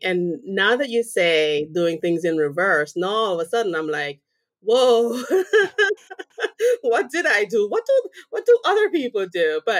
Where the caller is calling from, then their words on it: Massachusetts, United States; Right now I'm sitting south of Boston in Massachusetts.